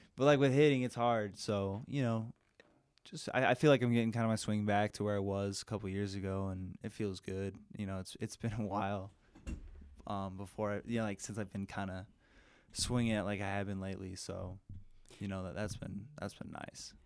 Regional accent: Denver, Colorado, United States; also born or lived in California; from Denver, Colorado.

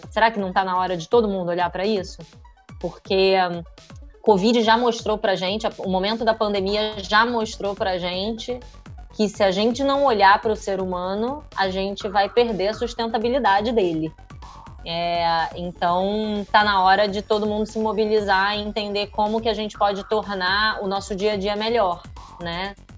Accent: Rio de Janeiro, Brazil; sou do Rio

